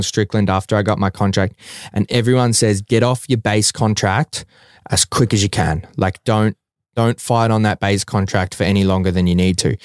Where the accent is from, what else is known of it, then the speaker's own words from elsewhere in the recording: Melbourne, Victoria, Australia; my hometown and Melbourne as a city